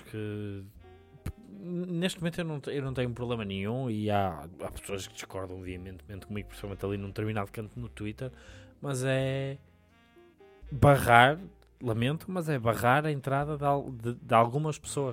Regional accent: Portugal; Eu sou de Sedufeita

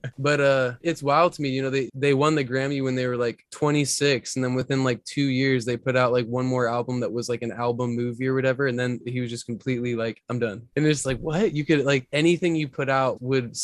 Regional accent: Marietta, Georgia, United States; I grew up in Marietta, Georgia, which is like 25, 30 minutes north of Atlanta

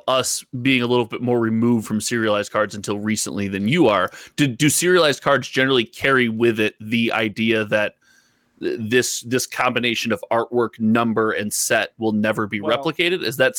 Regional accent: Chicago, Illinois, United States; I'm from the Chicagoland area almost my entire life.

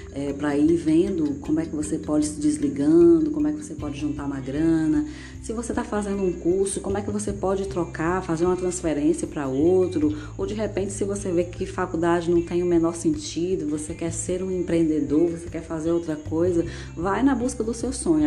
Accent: Ceará, Brazil; cearense completamente apaixonada pela minha terrinha, minha terra do sol

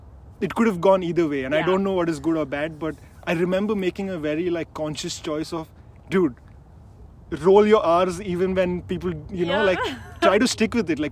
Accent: Mumbai, Maharashtra, India; moved away as an adult; now in United States; The funny thing is I did my best not to change my accent, really? But I'm from Mumbai, right?

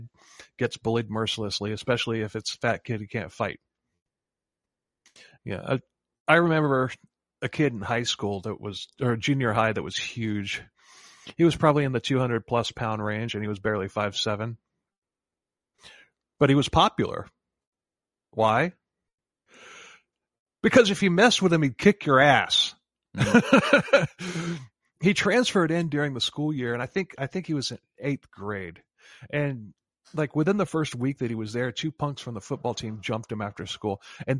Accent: Florida, United States; we're from Florida.

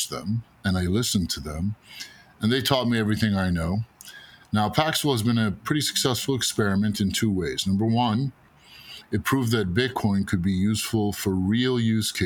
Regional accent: New York City, New York, United States; also born or lived in Egypt; I grew up in New York City with my parents, working in our newsstand in Hell's Kitchen in the 80s and 90s

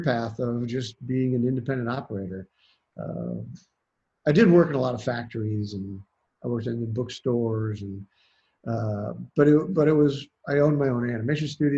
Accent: Worthington, Ohio, United States; also born or lived in Columbus, Ohio / Santa Cruz Mountains, California; I grew up in Worthington

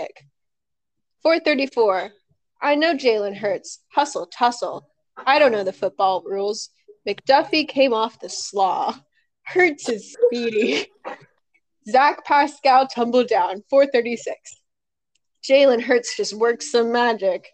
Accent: East Coast, United States; I am from the East Coast

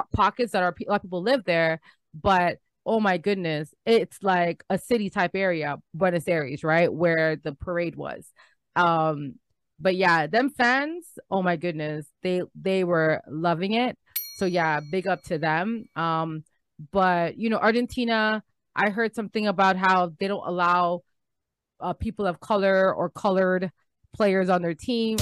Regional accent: Canada; We're visiting from Canada

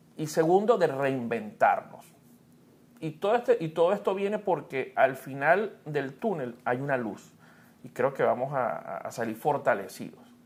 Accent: Venezuela; moved away; mi país

